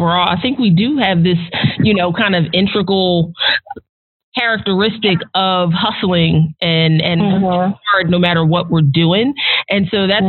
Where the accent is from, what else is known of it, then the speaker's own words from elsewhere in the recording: New Jersey, United States; now in Nashville, United States; I grew up in South Jersey outside of Philadelphia